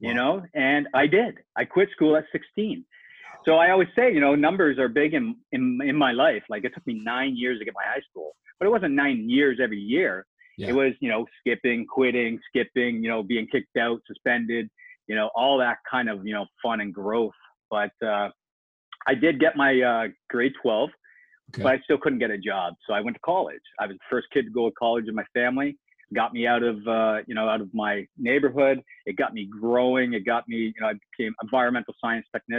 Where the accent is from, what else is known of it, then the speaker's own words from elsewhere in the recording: Canada; I grew up in a low-income government area up in Canada